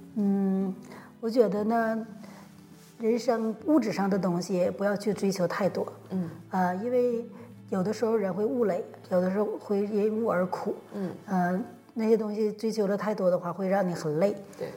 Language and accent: Chinese; Northeast China, China; 在我们东北啊